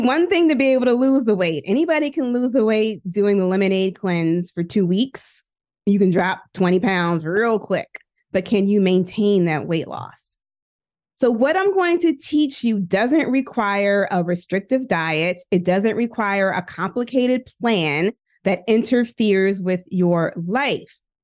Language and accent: English; Philadelphia, Pennsylvania, United States; also born or lived in Hampton, Virginia / Indiana; I am from West Philadelphia, born and raised. I still live in Philly